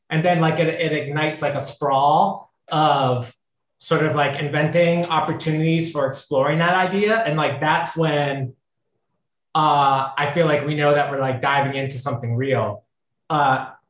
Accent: Ohio, United States; we're both from Ohio

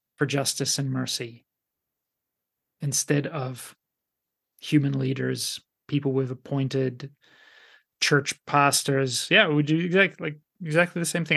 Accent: Canada; moved away; also born or lived in Finland; being Canadian

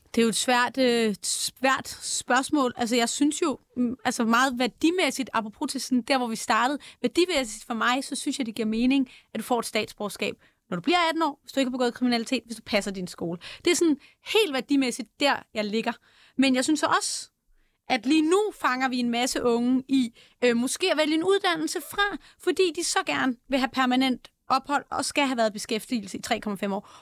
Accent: Denmark; jeg er født i Danmark

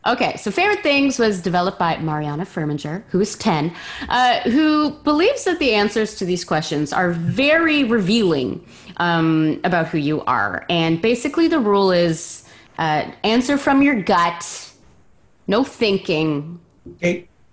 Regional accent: Montreal, Quebec, Canada; now in Vancouver, Canada; I'm from Montreal

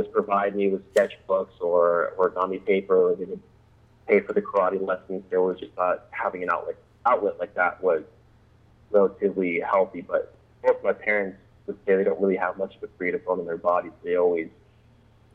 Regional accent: Olympia, Washington, United States; I live out here in the Pacific Northwest in Washington State, up in the capital city of Olympia

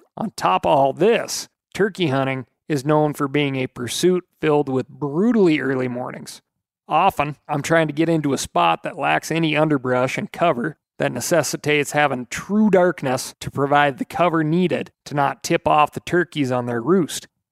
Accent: Montana, United States; here in my home state of Montana. We had essentially zero turkeys in the state when I was growing up

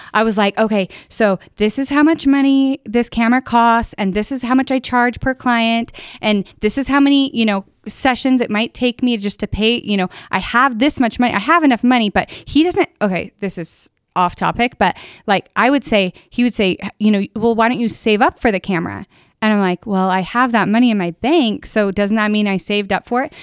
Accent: northern Utah, United States; also born or lived in Pleasant View, Utah; I actually grew up in a town of, it was about seven hundred people back then, Manaway. So it's in Logan

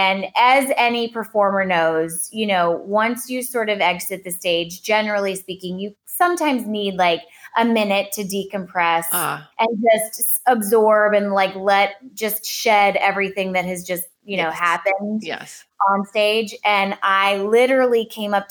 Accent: New Orleans, Louisiana, United States; also born or lived in Los Angeles, United States; we both grew up, were born and raised in New Orleans

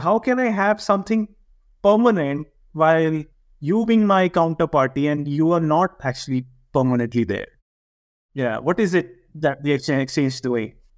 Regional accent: India; now in Switzerland; being an Indian

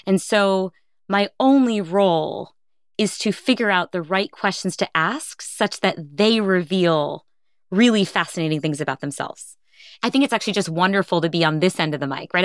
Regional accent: India; I'm Indian

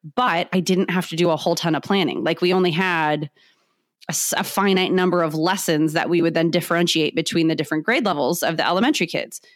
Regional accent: San Diego, California, United States; I am born and raised in San Diego

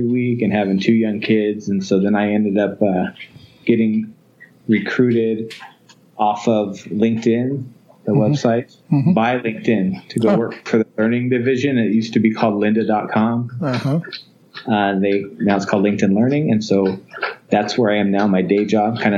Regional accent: Fresno, California, United States; I was from Fresno, California

